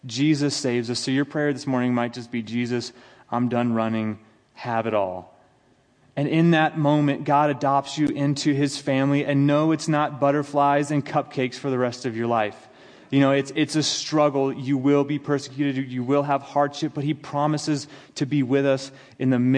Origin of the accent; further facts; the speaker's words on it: United States; as an American